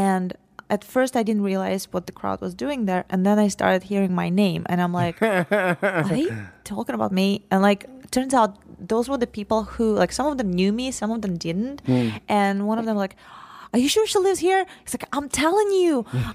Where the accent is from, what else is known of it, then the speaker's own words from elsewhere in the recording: Saint Petersburg, Russia; now in United States; I am originally from St. Petersburg, Russia